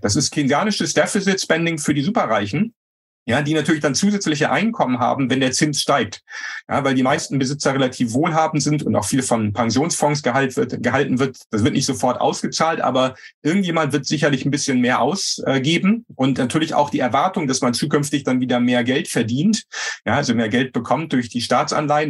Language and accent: German; Germany; als Deutsche